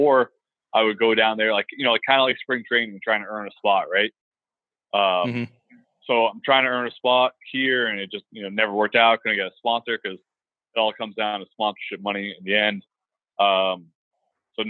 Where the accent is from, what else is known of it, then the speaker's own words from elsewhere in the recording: Boston, Massachusetts, United States; moved away as an adult; now in Houston, United States; I'm originally from Boston, and I spent I spent college in Boston